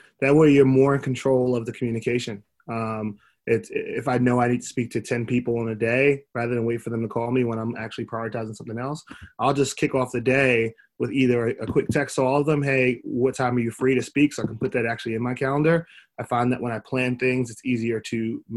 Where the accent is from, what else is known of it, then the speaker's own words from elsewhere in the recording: New York, United States; also born or lived in Miami; growing up in New York, playing basketball at a high level